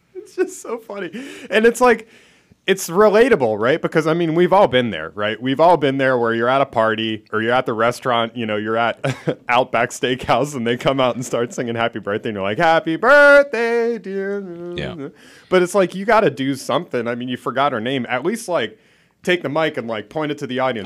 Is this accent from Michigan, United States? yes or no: no; Philadelphia, Pennsylvania, United States; moved away; I'm from Philadelphia